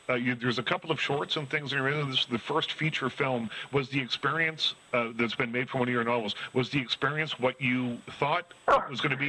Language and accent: English; Nova Scotia, Canada; I'm from Nova Scotia